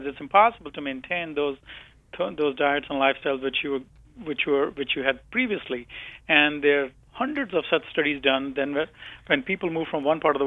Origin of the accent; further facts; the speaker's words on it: India; moved away as an adult; now in United States; So I grew up in India, and after my doctorate, I moved to the U.S.